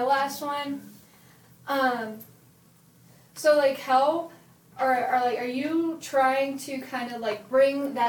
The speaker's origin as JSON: {"language": "English", "region": "Texas", "country": "United States", "moved": "yes", "said": "I'm from Texas."}